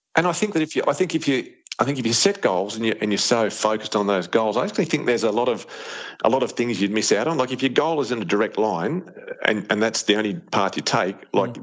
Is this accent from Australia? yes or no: yes; Australia; Like most kids growing up in Australia